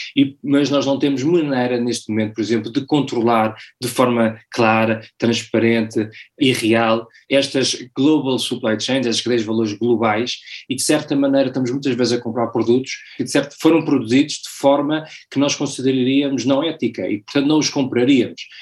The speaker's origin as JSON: {"language": "Portuguese", "country": "Portugal", "also_born_or_lived": "London / Timor / Latin America / United States", "moved": "as an adult", "said": "sou português, nos últimos 20 anos vivi 15 fora de Portugal, entre Londres, Timor, América Latina e Estados Unidos"}